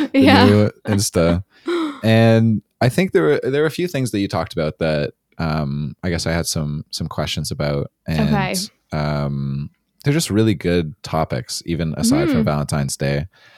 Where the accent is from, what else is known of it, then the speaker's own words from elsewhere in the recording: Toronto, Ontario, Canada; Yeah, I'm from Toronto.